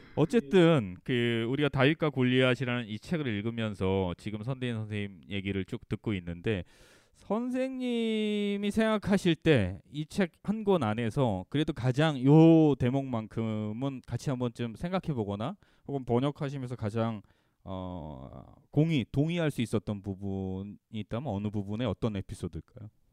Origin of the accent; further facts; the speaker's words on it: Gangwon, South Korea; 제가 강원도 출신이에요